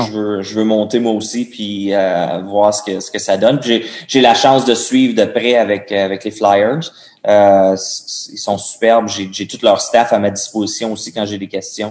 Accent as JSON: {"language": "French", "town": "Gatineau", "region": "Quebec", "country": "Canada", "also_born_or_lived": "Phoenix, Arizona", "moved": "yes", "said": "moi je viens de Gatineau, d'Ottawa, c'est juste au bord de la rivière"}